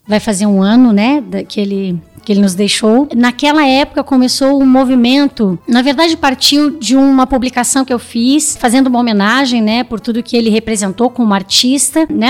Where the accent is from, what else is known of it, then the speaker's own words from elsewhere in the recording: Joinville, Santa Catarina, Brazil; also born or lived in Lages; Eu sou nascida em Joinville, mas a família da minha mãe é de Lages